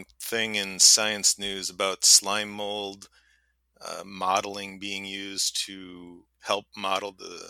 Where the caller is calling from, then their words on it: New Glarus, Wisconsin, United States; I'm calling in from New Glarus, Wisconsin, a little town just south of Madison.